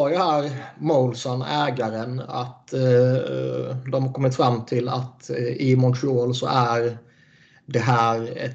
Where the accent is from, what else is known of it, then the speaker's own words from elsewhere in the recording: Skåne, Sweden; Och jag är ändå jättemycket skåning, liksom. hela släkten kommer därifrån. Och jag brukar sällan ha problem med, med eh, skånska, djup skånska.